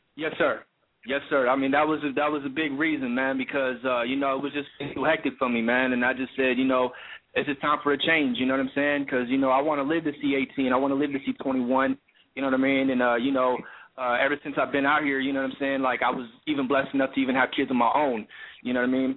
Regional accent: King City, California, United States; originally I'm from Central Cali, man. I'm from the 831. You know what I'm saying? Um, you know, I'm from uh, King City, California

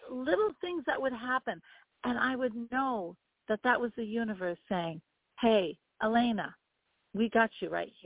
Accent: Vermont, United States; I grew up in Vermont. So there you go. In Vermont, we protest everything

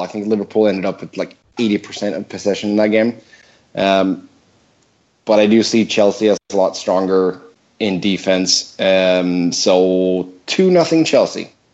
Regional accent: Gothenburg, Västra Götaland, Sweden; moved away; back in my hometown of Gothenburg

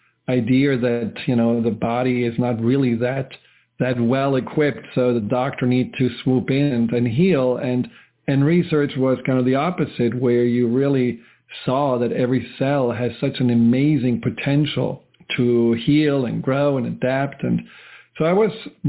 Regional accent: Germany; moved away; where I grew up in Germany

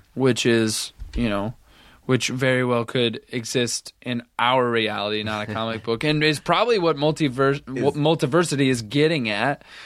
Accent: the Hawkeye State, Iowa, United States; I come from the Hawkeye state

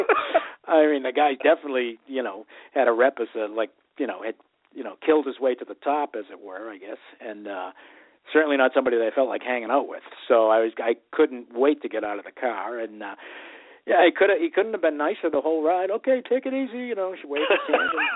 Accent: Boston, Massachusetts, United States; growing up in Southie

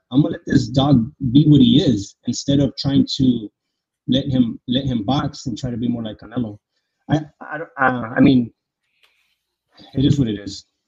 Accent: San Diego, California, United States; I'm from San Diego

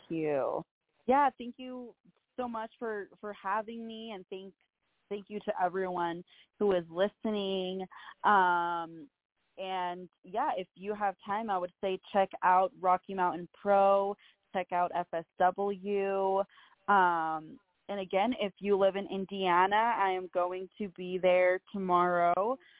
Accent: Peru; now in United States; I was born in Peru and I have family in Peru

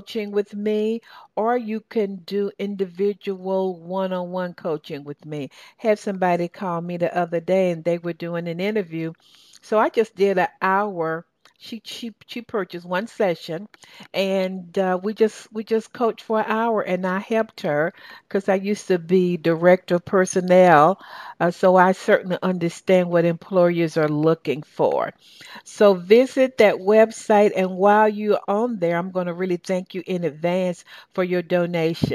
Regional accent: Atlanta, the South, United States; accent: southern; now in Atlanta, United States; they just sort of marked me with my southern accent. And they sort of say, you sound so southern when you say ATL

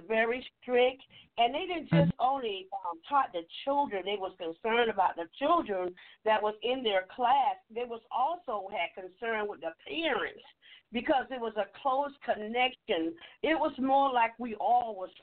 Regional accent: Archer, Florida, United States; I am one from Archer, Florida, from Archer School, Archer Elementary

